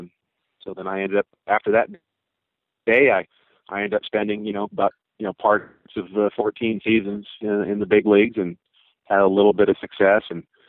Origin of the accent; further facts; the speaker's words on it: Southern California, United States; also born or lived in Glendale, California; as a youngster growing up in Southern California